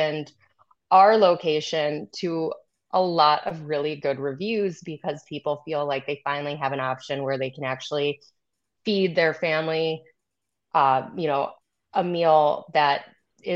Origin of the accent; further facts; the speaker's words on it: northern Michigan, United States; I'm from Michigan, so northern Michigan. Top of the Mitten